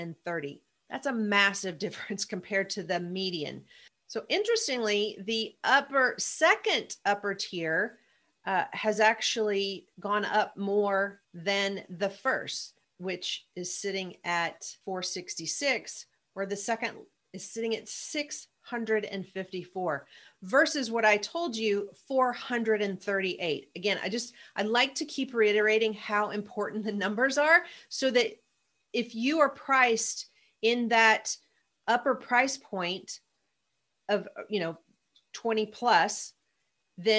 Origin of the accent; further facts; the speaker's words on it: Mayfield, Kentucky, United States; my hometown where I grew up, Mayfield, Kentucky